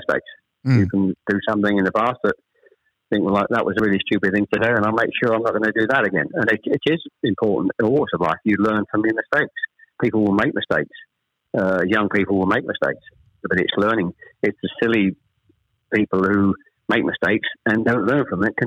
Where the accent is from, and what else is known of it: Chelmsford, East of England, United Kingdom; born or raised there; also born or lived in Ashton-under-Lyne, Greater Manchester